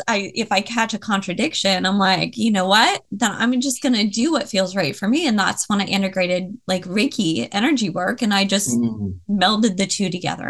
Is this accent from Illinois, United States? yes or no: no; Tacoma, Washington, United States; also born or lived in Seattle; I was from Tacoma. I lived in Seattle for a little bit